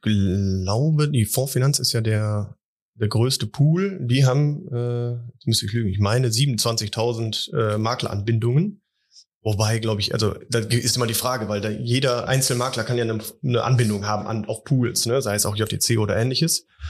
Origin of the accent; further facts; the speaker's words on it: Wuppertal, North Rhine-Westphalia, Germany; ich komme auch aus Wuppertal